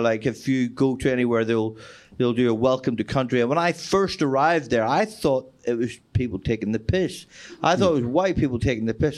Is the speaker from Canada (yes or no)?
no; Ireland; moved away as an adult; also born or lived in Australia / London; as an Irish person going to Australia